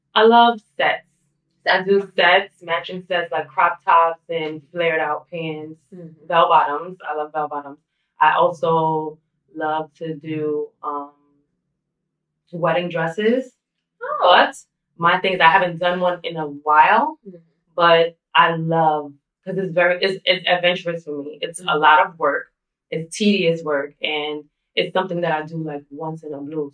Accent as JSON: {"language": "English", "town": "New York City", "region": "New York", "country": "United States", "tie": "born or raised there", "said": "I grew up, I was born and raised, obviously, in Brooklyn, New York"}